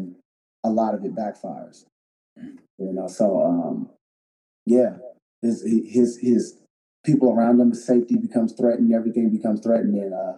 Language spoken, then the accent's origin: English; Sacramento, California, United States; I'm from Sacramento, but our summers is 108, 107